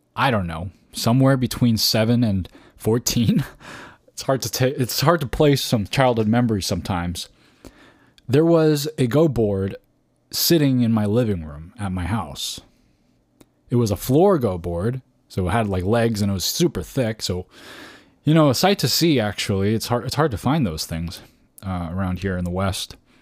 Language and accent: English; Canada; moved away as an adult; now in California, United States; I moved from Canada, is where I grew up, uh, t, uh, and moved to California.